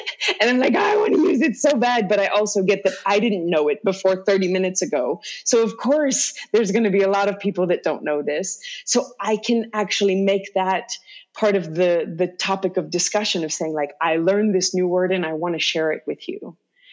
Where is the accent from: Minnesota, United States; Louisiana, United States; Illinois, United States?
Louisiana, United States; first language English; moved away; where I grew up in Louisiana